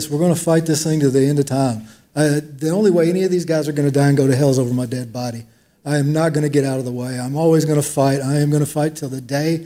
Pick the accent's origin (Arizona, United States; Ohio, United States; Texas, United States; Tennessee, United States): Tennessee, United States; Waverly; we grew up in Waverly, Tennessee